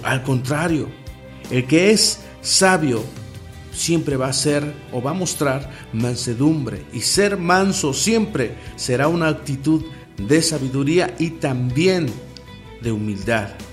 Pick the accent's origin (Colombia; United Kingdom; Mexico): Mexico; En mi país, aquí en México